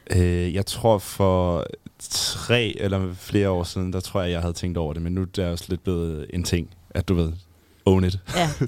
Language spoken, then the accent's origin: Danish; Jutland, Denmark; som jyde